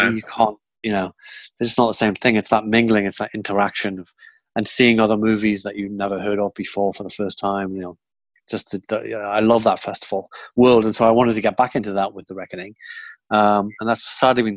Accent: Geordie, North East England, United Kingdom; accent: Geordie; you're a Geordie. And I'm Geordie

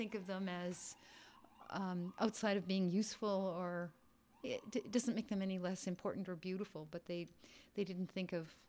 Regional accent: Virginia, Minnesota, United States; moved away as an adult; now in Brooklyn, United States; I was born in Virginia, Minnesota. I went to Minneapolis College of Art and Design and Yale graduate school.

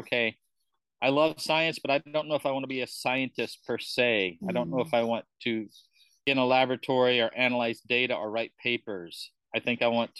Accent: Georgia, United States; moved away as an adult; also born or lived in California / Kuala Lumpur, Malaysia; now in Bali, Indonesia; I'm from Georgia.

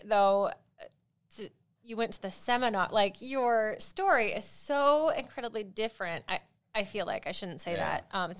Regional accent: South Carolina, United States; I'm from South Carolina.

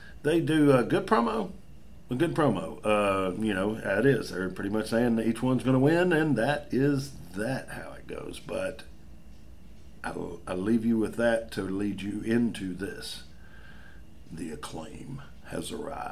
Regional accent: Memphis, Tennessee, United States; my hometown. Memphis, Tennessee, Memphis

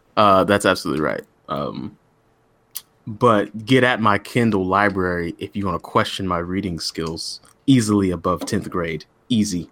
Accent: Texas, United States; I'm from Texas

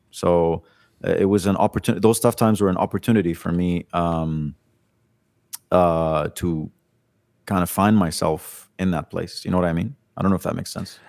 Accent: Kuwait; moved away as an adult; also born or lived in Lebanon; now in Dubai, United Arab Emirates; I was born in Kuwait

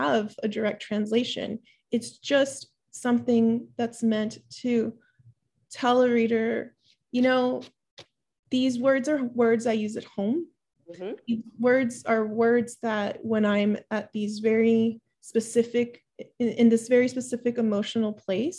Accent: Miami, Florida, United States; English is a second language; also born or lived in Peru; a young Peruvian, you know, girl growing up in Miami, only learning English

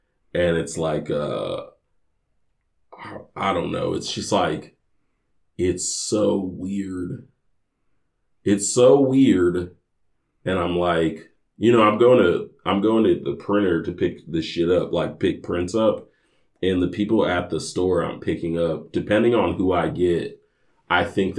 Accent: Indianapolis, Indiana, United States; moved away

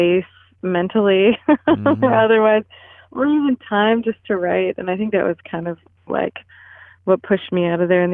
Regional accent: Olympia, Washington, United States; moved away as an adult; also born or lived in Portland / New York; now in Denver, United States; after growing up in Olympia, I went to college in Portland and then got like a wild idea and moved to New York

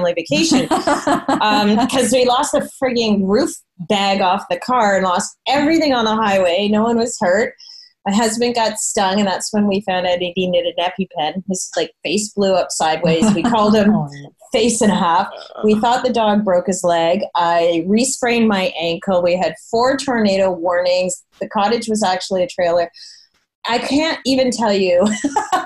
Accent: Burlington, Ontario, Canada; shout out to my hometown. Brandt Arts is right up the street in Burlington from my house where my parents still live and where I grew up

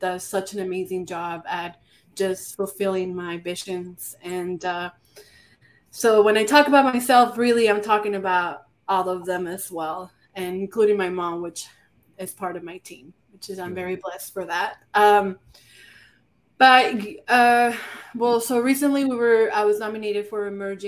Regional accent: Monterrey, Nuevo León, Mexico; now in Houston, United States; I was not born in Houston, but I have made it my home. I was born and raised in Monterrey, Nuevo Leon, Mexico.

